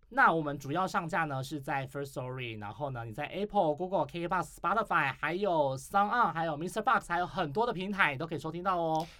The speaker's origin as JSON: {"language": "Chinese", "country": "Taiwan", "said": "我们台湾人"}